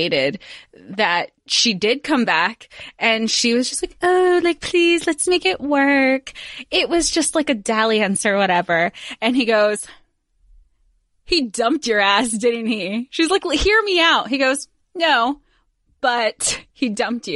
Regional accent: Florida, United States; now in New York, United States; I grew up in Florida, but here I am in New York

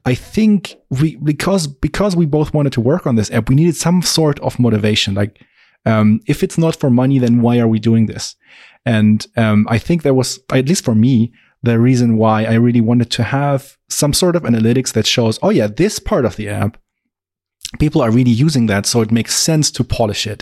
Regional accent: Augsburg, Bavaria, Germany; I am also from Augsburg, Germany, tiny town in the very south

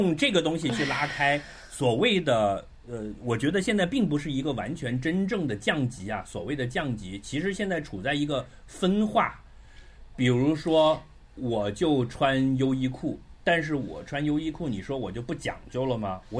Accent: Macau; 就是说，我们澳门人生活很艰难的，一定要有一个捞的

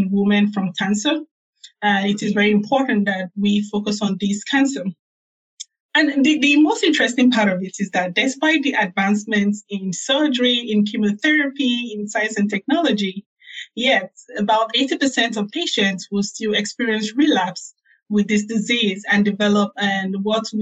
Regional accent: Nigeria; moved away as an adult; also born or lived in South Carolina, United States / Birmingham, Alabama, United States; now in New Haven, United States; I grew up in Nigeria

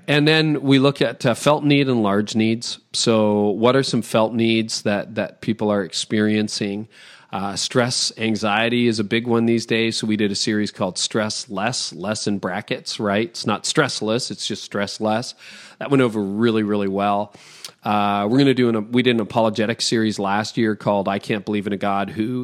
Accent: Toronto, Ontario, Canada; I'm from Toronto

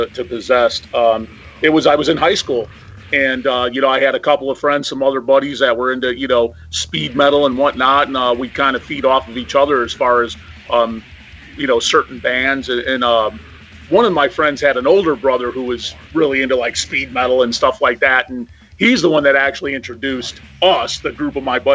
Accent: Joliet, Illinois, United States; also born or lived in Manhattan, Illinois; the town I'm from is called Joliet

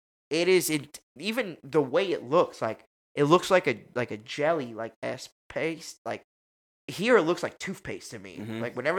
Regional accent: New York City, New York, United States; I'm from New York City

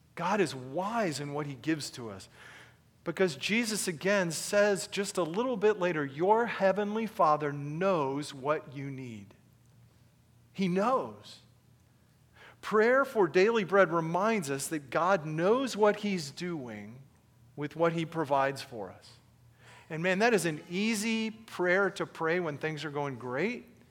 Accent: United States; being an American

